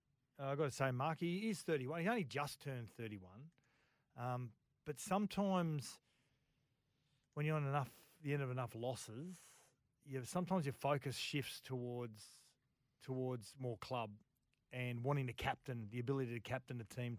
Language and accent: English; Australia; I'm from Aussie. I'm just over here.